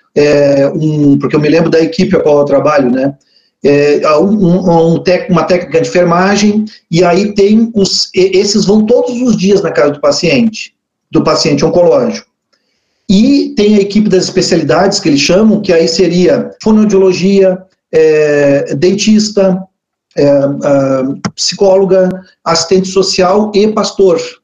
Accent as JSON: {"language": "Portuguese", "town": "Pelotas", "region": "Rio Grande do Sul", "country": "Brazil", "tie": "born or raised there", "also_born_or_lived": "Canguçu", "said": "eu nasci em Pelotas aqui, sou da, da terra"}